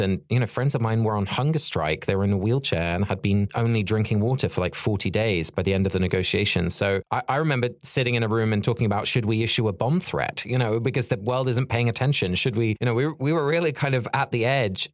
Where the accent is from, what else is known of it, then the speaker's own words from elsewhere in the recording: Sussex, South East England, United Kingdom; our natural landscape which I grew up in in Sussex